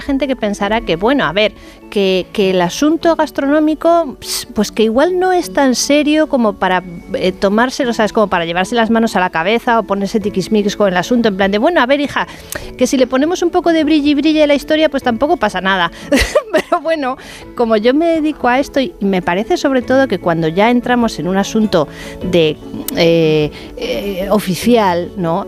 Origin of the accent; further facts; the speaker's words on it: Bilbao, Basque Country, Spain; moved away; also born or lived in León; Yo que soy de Bilbao